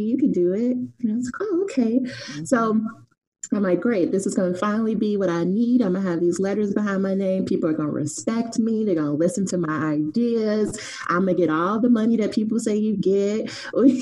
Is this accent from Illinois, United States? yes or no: yes; Chicago, Illinois, United States; I'm originally from Chicago, the West Side, which I say is the best side